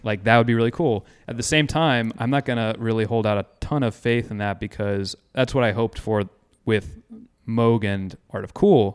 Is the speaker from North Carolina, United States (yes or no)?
yes; Chapel Hill, North Carolina, United States; I grew up in Chapel Hill